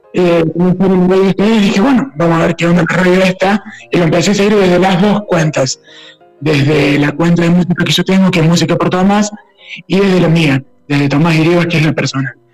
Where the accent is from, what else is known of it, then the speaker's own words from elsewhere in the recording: Villa María, Córdoba, Argentina; nosotros somos de Villa María